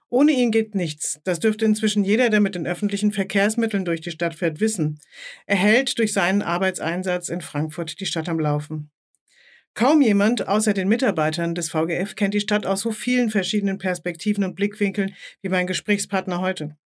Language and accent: German; Tunisia; accent: Tunisian Arabic; Also ich spreche zum Beispiel nur tunesischen Dialekt.